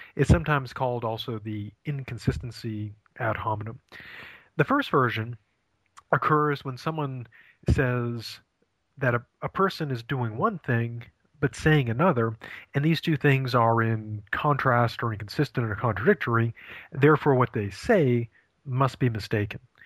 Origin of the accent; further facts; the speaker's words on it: Maine, United States; moved away as an adult; also born or lived in Ohio; I'm originally from from Maine